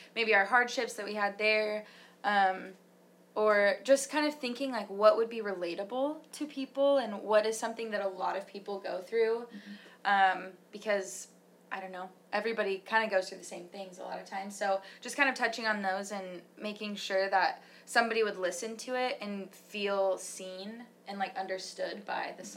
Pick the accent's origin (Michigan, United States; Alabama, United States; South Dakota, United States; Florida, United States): Michigan, United States; We're we're from Michigan